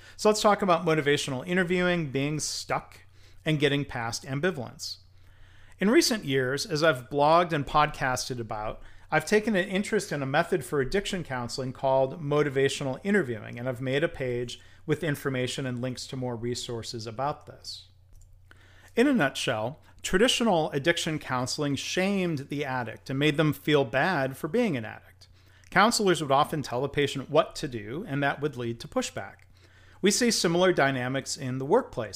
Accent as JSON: {"language": "English", "town": "Livonia", "region": "Michigan", "country": "United States", "tie": "born or raised there", "said": "I mean, it was my hometown"}